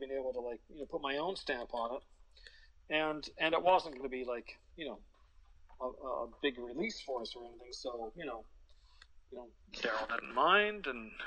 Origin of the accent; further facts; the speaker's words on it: Vancouver, British Columbia, Canada; we're from Vancouver.